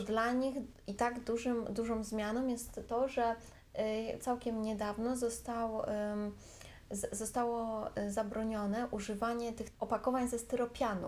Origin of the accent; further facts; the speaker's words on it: Warsaw, Masovian Voivodeship, Poland; moved away as an adult; now in Thailand; Ja jestem z Warszawy, więc ja mieszkam, mieszkam zawsze w Warszawie